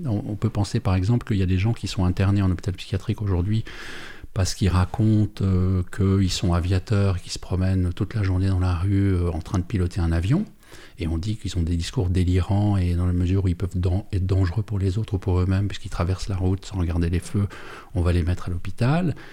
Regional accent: Perreux, Neuchâtel, Switzerland; on vient de Péreux

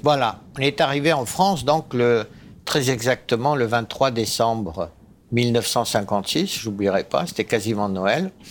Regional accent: Egypt; moved away; Je suis né en Égypte

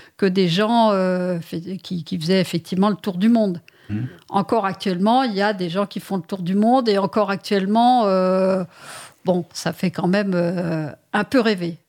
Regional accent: Paris, Île-de-France, France; je suis parisienne pur jus

